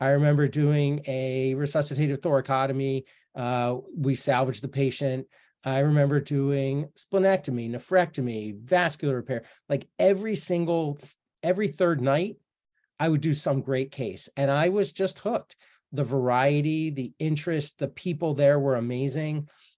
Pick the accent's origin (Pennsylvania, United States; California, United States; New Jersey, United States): Pennsylvania, United States; outside of Philadelphia; So I grew up outside of Philadelphia, and my dad was a doctor.